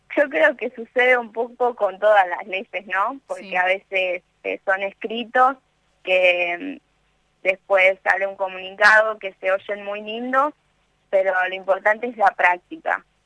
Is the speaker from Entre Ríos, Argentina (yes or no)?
yes; Victoria, Entre Ríos, Argentina; now in Rosario, Argentina; yo estoy en Rosario viviendo, pero soy de Victoria Entre Ríos